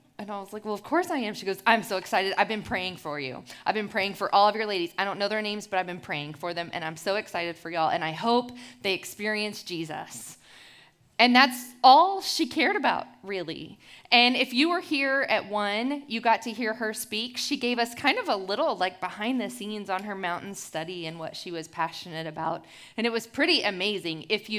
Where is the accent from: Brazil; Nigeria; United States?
United States; Houston, Texas; I'm from Houston, Texas, where the humidity ruins my curls, my Mexi-German curls, actually. In Houston, I came to faith in Christ at the age of 16